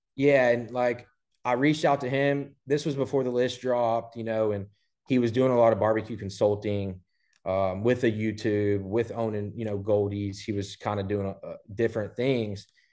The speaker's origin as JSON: {"language": "English", "town": "Port Neches", "region": "Texas", "country": "United States", "tie": "born or raised there", "also_born_or_lived": "Houston / Beaumont", "said": "I grew up in Port Neches, uh, went to P and G High School"}